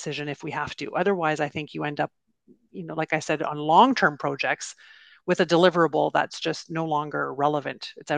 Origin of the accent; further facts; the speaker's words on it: Canada; I'm Canadian